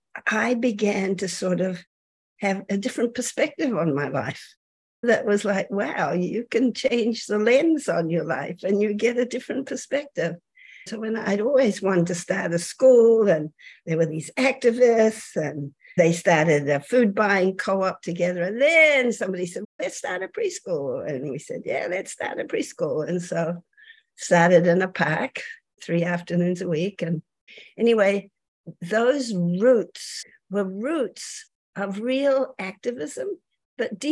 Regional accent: New Zealand; moved away as an adult; I'm from New Zealand originally. I came here at the end of the 60s

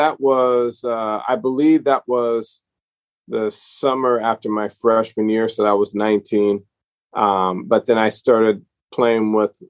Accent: New Orleans, Louisiana, United States; I'm from New Orleans originally, but I've lived all over the place because my dad's profession moved us around a lot.

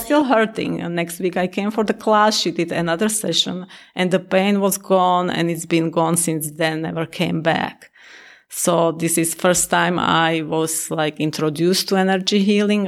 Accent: Slovakia; now in Naperville, United States; I'm originally from Slovakia, and I live in Naperville

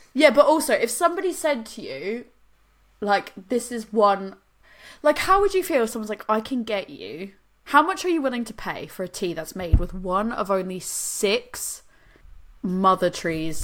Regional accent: Boston, Massachusetts, United States; now in United Kingdom; I'm from Boston

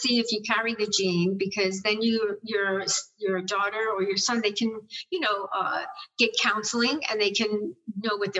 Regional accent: New York, United States; I'm a New Yorker

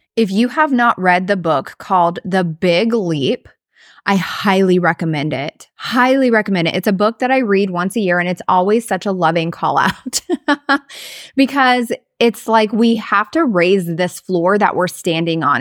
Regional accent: Southwest Iowa, United States; moved away as an adult; also born or lived in Florida / Idaho / Arizona / Missouri; now in South Dakota, United States; we grew up in Southwest Iowa

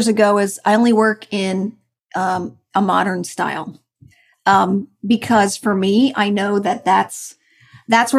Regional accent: New Jersey, United States; moved away; I'm originally from New Jersey

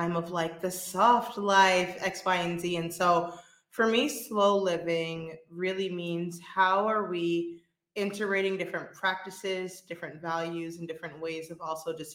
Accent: New York City, New York, United States; moved away as an adult; now in Spain; I'm originally from Brooklyn, New York

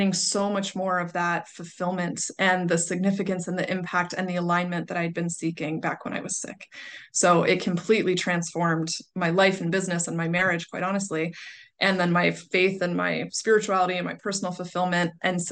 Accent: Pittsburgh, Pennsylvania, United States; I moved back to Pittsburgh, which is my hometown

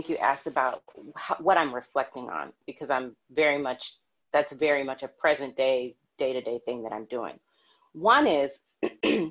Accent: Los Angeles, California, United States; I'm from LA, I was also raised during the LA riots. And I was 10 or 11 years old

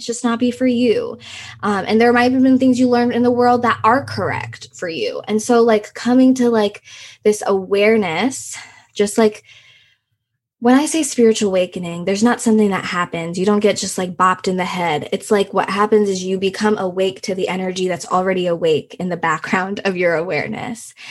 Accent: Houston, Texas, United States; English is a second language; also born or lived in Russia / Nepal / Thailand; I was about like six years old and we moved to Houston and we just stayed there

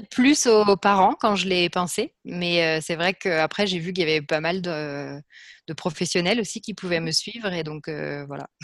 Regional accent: France; moved away as an adult; also born or lived in Liège, Belgium / New York, United States; je suis française

